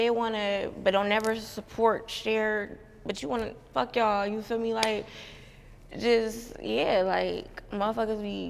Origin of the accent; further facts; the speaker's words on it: Youngstown, Ohio, United States; I'm from Youngstown, Ohio